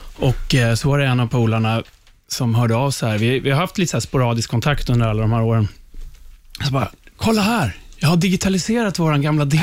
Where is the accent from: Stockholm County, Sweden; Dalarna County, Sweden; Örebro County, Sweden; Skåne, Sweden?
Stockholm County, Sweden; Upplands Väsby; ute i Upplands Väsby, där jag är ifrån